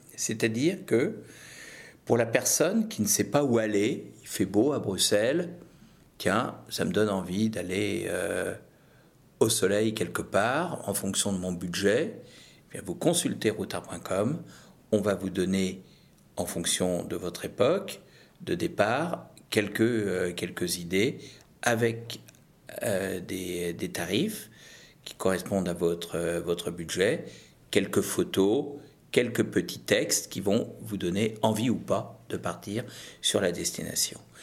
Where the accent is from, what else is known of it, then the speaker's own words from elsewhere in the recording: Brittany, France; je suis breton.